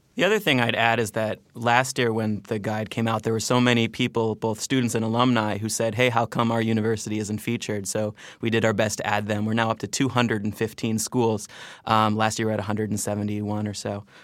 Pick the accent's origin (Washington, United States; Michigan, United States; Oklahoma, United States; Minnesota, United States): Minnesota, United States; now in New York, United States; I'm from Minnesota.